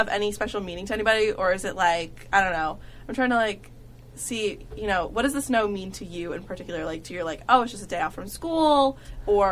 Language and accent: English; New Jersey, United States; I'm from Jersey